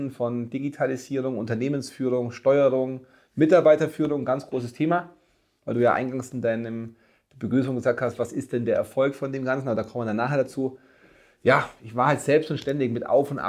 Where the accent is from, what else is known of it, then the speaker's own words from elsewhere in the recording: Augsburg, Bavaria, Germany; also born or lived in Cologne; ich bin geboren in Augsburg, gebürtiger Augsburger war dann mit äh, zwölf Mal für sechs Jahre in Köln, bin aber dann wieder hier in meine Heimat